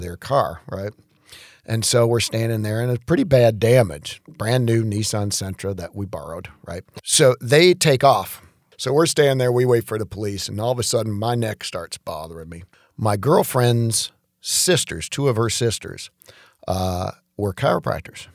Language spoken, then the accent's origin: English; Detroit, Michigan, United States; moved away as an adult; also born or lived in Macomb County, Michigan / Atlanta; growing up in Detroit